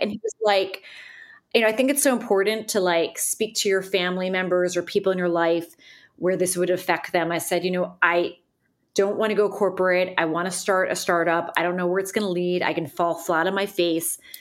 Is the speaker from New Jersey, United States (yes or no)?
yes; Northern New Jersey, United States; moved away as an adult; also born or lived in New York City; now in Nashville, United States; I'm from Northern New Jersey